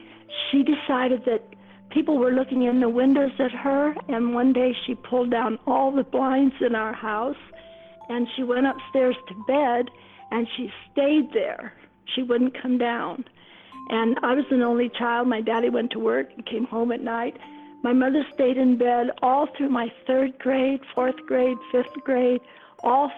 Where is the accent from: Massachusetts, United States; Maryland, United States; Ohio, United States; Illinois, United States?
Ohio, United States; Mansfield; I grew up in Mansfield, Ohio, a small town